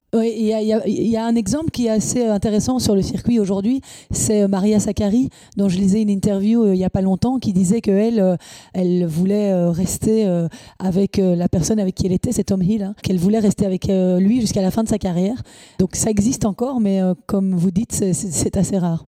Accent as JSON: {"language": "French", "country": "Belgium", "said": "on est belge"}